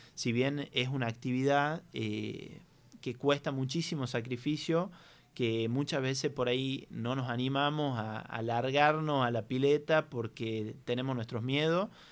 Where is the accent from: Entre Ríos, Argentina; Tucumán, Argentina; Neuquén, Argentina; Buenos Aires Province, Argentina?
Tucumán, Argentina; nosotros como tucumanos